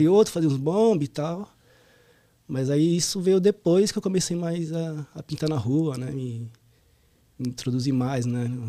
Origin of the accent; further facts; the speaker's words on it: São Paulo, Brazil; Sou lá do Ipiranga. Ipiranga. Zona Sul ali, próximo do metrô Sacomã